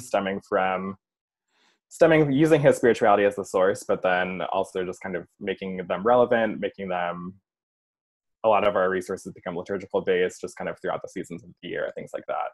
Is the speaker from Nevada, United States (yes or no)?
no; Chicago suburbs, Illinois, United States; now in Chicago, United States; I'm originally from the Chicago suburbs, currently in the city of Chicago